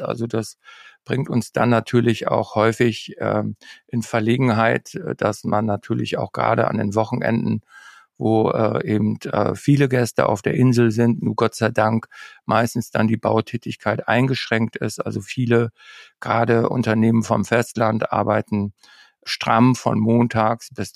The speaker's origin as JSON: {"language": "German", "region": "Northern Germany", "country": "Germany", "said": "als Norddeutscher"}